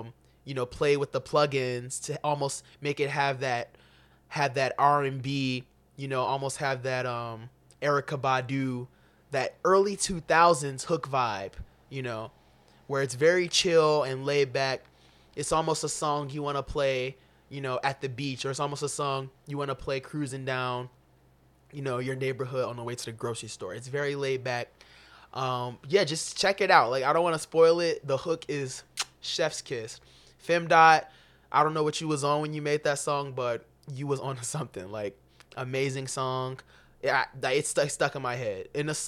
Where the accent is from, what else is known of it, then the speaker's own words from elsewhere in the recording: Chicago, Illinois, United States; especially as a kid growing up in Chicago. You can relate to, you know, all of the experience almost in the story, especially as an inner city black kid.